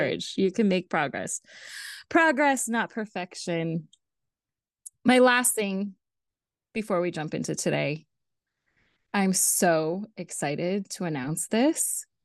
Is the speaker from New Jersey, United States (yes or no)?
no; Los Angeles, California, United States; accent: Valley Girl; moved away; also born or lived in Kentucky; I grew up in the Valley. I grew up in the eight one eight area code